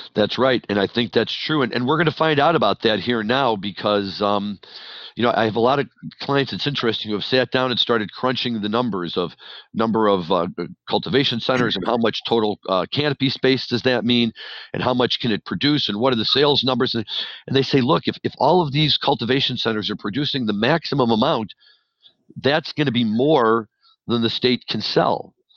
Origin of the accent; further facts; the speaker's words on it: St. Louis, Missouri, United States; moved away; person who was born and raised in St. Louis